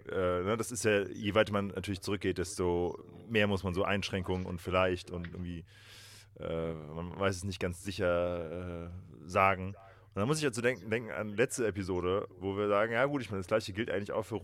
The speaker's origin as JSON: {"language": "German", "region": "Hesse", "country": "Germany", "said": "Nee, nee, ich komme ja auch aus Hesse."}